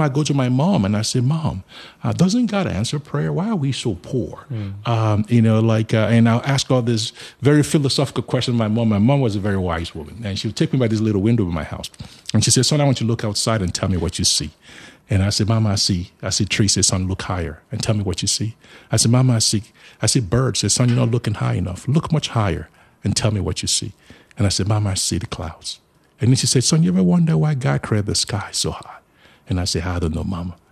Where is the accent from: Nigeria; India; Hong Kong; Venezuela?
Nigeria; moved away as an adult; now in Charlotte, United States; I was born in Nigeria, but I live in the United States of America now.